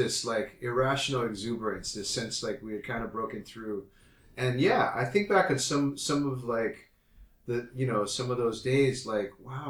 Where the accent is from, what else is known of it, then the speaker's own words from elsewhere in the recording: Hawaii, United States; because I come from Hawaii. So I'd grown up in a majority minority, quote unquote, you know, state